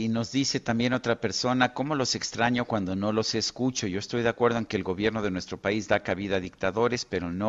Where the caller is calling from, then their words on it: Ixtapaluca, State of Mexico, Mexico; de Ixtapaluca, sigámonos cuidando.